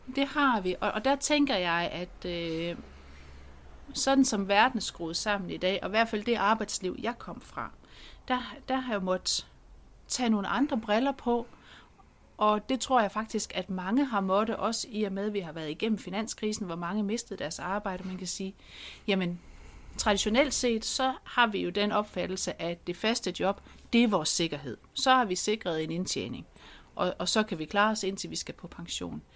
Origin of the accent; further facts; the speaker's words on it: Central Jutland, Central Denmark Region, Denmark; Jeg kommer jo der fra Midtjylland